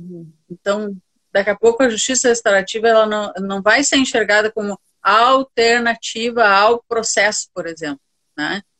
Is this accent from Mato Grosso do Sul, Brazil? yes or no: no; Santa Maria, Rio Grande do Sul, Brazil; E sou de Santa Maria, do, do coração do Rio Grande, nascida e criada